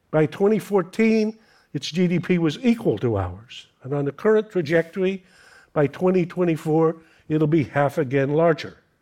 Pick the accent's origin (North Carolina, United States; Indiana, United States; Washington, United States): North Carolina, United States; red-necked Americans like me, I'm from North Carolina